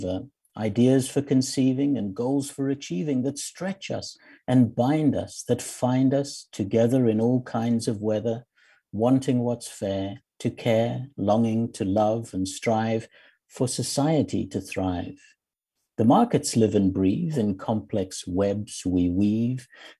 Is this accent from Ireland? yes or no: no; South Africa; moved away; also born or lived in Zimbabwe; I grew up and lived many years in South Africa.